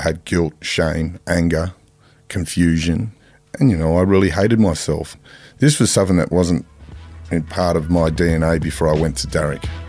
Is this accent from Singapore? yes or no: no; Sydney, New South Wales, Australia; Growing up in Mount Druitt